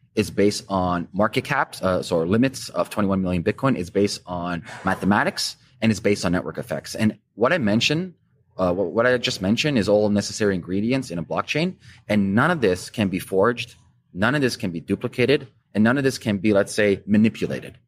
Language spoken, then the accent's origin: English; Canada; as a Canadian